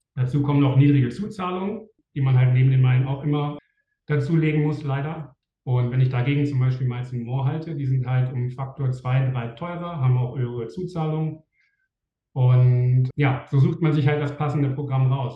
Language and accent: German; Germany; als Deutscher mit einem deutschen Wohnsitz